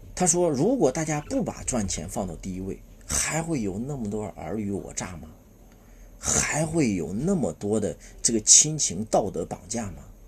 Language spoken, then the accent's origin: Chinese; China; 我们中国人啊，是先天没有安全感的一个民族